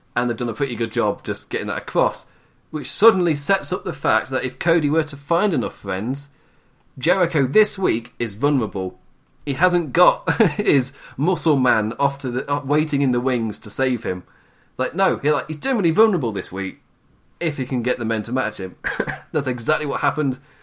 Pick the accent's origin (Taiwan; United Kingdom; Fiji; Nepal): United Kingdom; England; I'm English